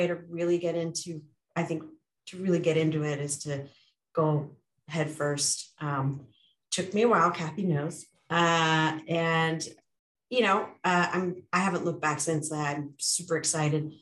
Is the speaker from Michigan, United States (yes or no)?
no; New York, United States; moved away as an adult; now in California, United States; I'm originally a New Yorker.